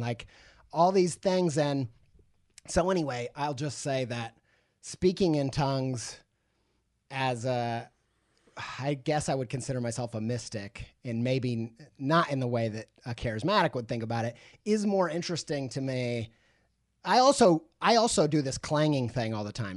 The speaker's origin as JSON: {"language": "English", "region": "Midwest", "country": "United States", "tie": "born or raised there", "said": "I grew up in the Midwest"}